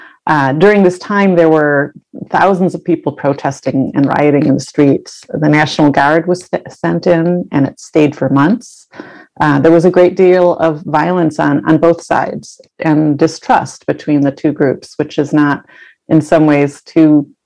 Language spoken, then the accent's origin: English; Rochester, New York, United States; moved away as an adult; also born or lived in Keweenaw Peninsula, Michigan; now in southeastern Michigan, United States; I grew up in upstate New York, and right on the shores of Lake Ontario, and I've been writing ever since I was, as long as I can remember. And I also grew up with a lot of snow. So upstate New York is well known for snow.